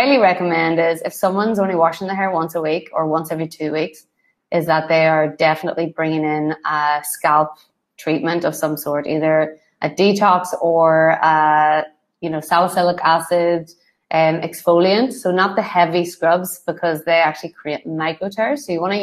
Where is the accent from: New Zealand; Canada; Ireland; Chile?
Ireland; I'm Irish